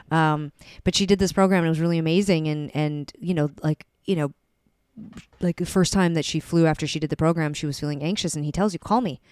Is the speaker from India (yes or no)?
no; Calgary, Alberta, Canada; moved away as an adult; also born or lived in Vancouver; we grew up in Calgary, it's all highways